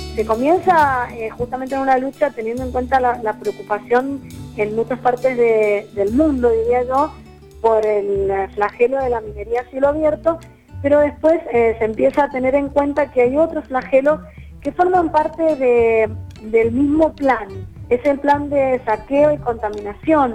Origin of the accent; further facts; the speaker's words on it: Mendoza, Argentina; como mendocinos hemos tenido que enfrentar